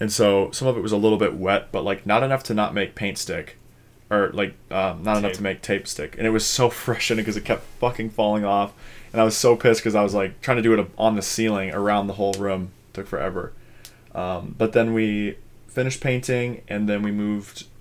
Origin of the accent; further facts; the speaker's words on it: Minnesota, United States; I'm from Minnesota.